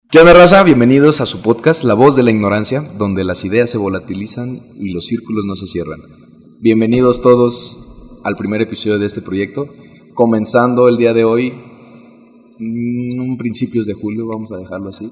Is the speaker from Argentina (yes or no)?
no; Uruapan, Michoacán, Mexico; also born or lived in Morelia; me vine a vivir otra vez a, mi ciudad natal, Uruapan, Michoacán